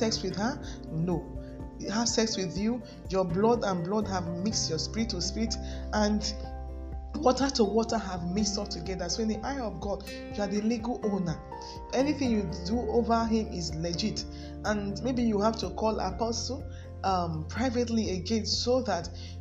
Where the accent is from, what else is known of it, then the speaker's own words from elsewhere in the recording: Lagos, Nigeria; I was born in Lagos State, I grew up there, and I went to primary, secondary school there